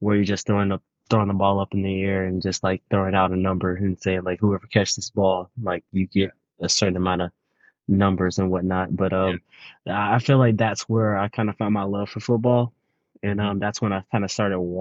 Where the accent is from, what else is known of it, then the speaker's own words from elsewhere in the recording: Willis, Texas, United States; also born or lived in Crockett, Texas / Lovelady, Texas; I was raised in Willis, Texas